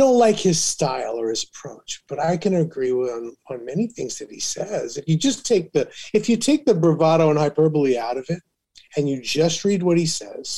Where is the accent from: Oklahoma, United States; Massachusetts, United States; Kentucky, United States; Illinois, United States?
Illinois, United States; Carbon Cliff; also born or lived in East Moline; Well, I'm the closest town you can call my hometown from is East Moline, Illinois, and it's the Quad Cities, the Davenport, Iowa, and Moline, Illinois, and then I came from a town called Carbon Cliff, which was a little more out in the rural part